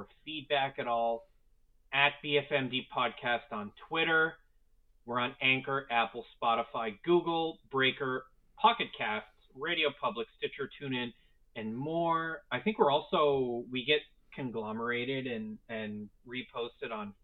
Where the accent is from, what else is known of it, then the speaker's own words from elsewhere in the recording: Canada; We're Canadian here